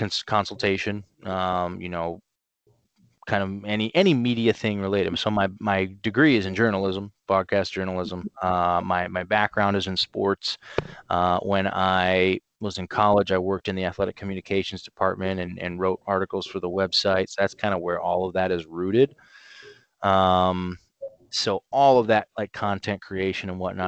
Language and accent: English; Canton, Ohio, United States; moved away as an adult; also born or lived in Cleveland, Ohio / Nashville, Tennessee; now in Chicago, United States; I am originally from Canton, Ohio